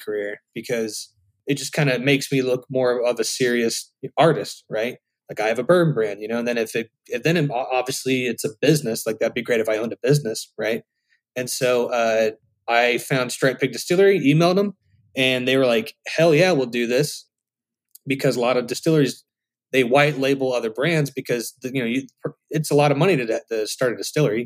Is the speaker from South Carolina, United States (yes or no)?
yes; Charleston, South Carolina, United States; moved away as an adult; also born or lived in Nashville, Tennessee; now in Los Angeles, United States; my hometown, Charleston